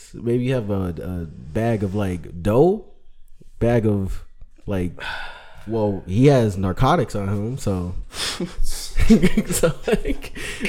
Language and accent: English; Harvey, Illinois, United States; I grew up in Ford Heights, Harvey, some parts of like Dixmoor